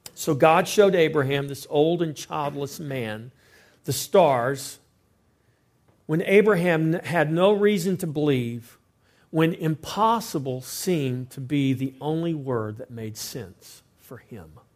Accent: Victoria, Texas, United States; I'm from Victoria, Texas.

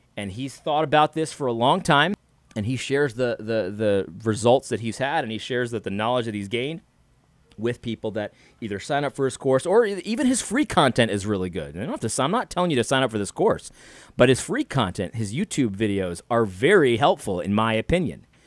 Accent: United States; I'm just an American, a regular guy.

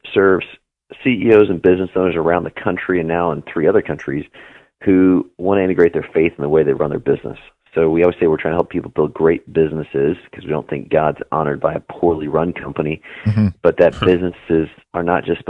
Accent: Juneau, Alaska, United States; also born or lived in Anchorage; Juneau and Anchorage mostly.

